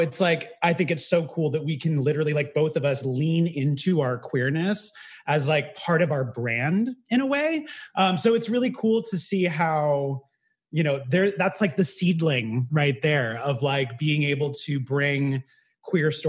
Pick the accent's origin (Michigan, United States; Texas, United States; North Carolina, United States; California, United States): California, United States; the Bay Area; now in New York City, United States; I grew up in the Bay Area